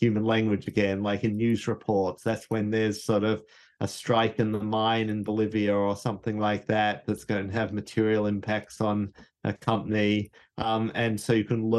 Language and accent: English; Australia; moved away; Me and Anthony, we're Australian.